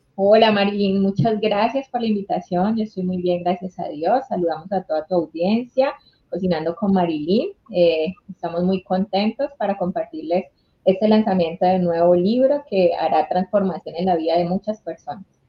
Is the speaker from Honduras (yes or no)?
yes; Honduras; yo soy de Honduras